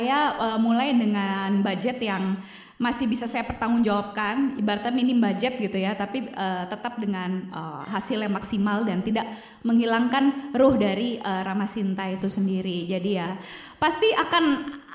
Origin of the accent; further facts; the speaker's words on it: Indonesia; saya lahir dan tumbuh di negara Indonesia yang begitu kaya akan budayanya